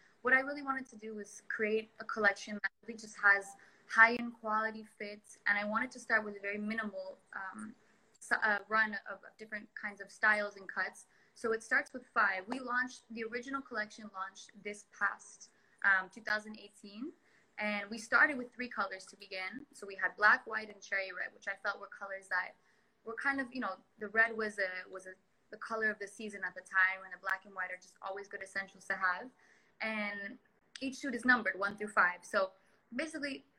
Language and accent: English; Punta Mita, Nayarit, Mexico; I grew up here in Punta Mita since I was 12 years old.